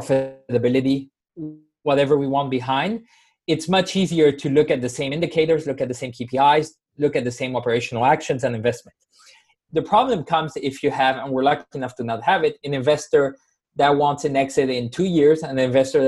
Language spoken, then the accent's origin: English; Spain; I come from Spain originally